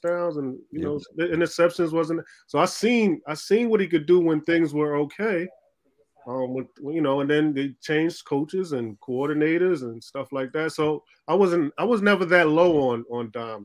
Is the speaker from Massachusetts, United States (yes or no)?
no; New York, United States; I'm from New York